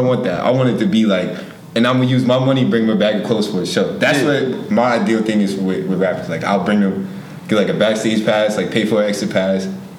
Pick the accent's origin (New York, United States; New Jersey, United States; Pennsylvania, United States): New York, United States; Yonkers; growing up in Yonkers